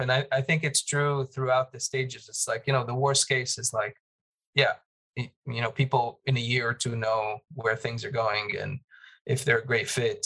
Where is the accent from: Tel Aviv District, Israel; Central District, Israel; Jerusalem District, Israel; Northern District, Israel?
Jerusalem District, Israel; Jerusalem; moved away; growing up in Jerusalem